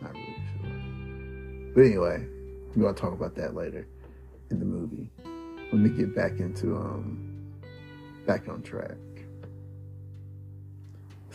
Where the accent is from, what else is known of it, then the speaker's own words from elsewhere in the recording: Detroit, Michigan, United States; I'm from Detroit